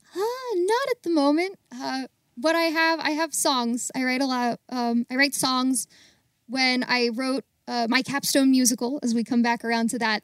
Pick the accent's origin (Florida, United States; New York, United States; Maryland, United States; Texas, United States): Maryland, United States; Baltimore; also born or lived in Greensburg, Pennsylvania; I'm from Baltimore, and I'm currently living in Baltimore